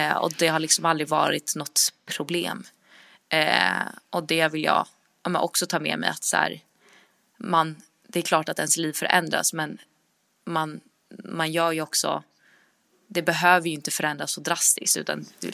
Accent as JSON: {"language": "Swedish", "country": "Sweden", "moved": "yes", "said": "jag var hemma i Sverige nu i mars"}